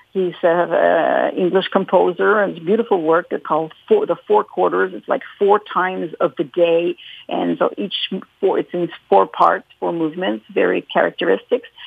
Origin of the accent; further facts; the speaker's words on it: Montreal, Quebec, Canada; I was born here in Quebec, in, uh, in Montreal